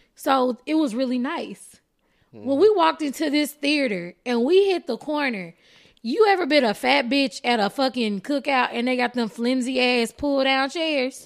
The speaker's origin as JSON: {"language": "English", "region": "Texas", "country": "United States", "said": "I am Texan"}